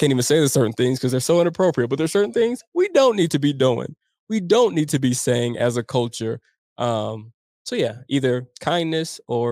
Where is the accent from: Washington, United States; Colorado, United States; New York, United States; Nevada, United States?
Colorado, United States; Denver; growing up in Montbello with my friends and my family